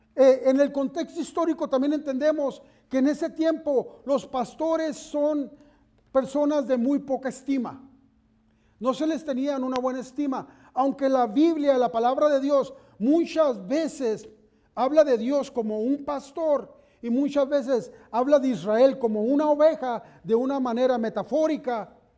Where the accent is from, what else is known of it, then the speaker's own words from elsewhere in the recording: Mexicali, Baja California, Mexico; moved away as an adult; cuando íbamos de visita a, la, mi tierra, a Mexicali, allá cuando íbamos de visita a la casa de mis papás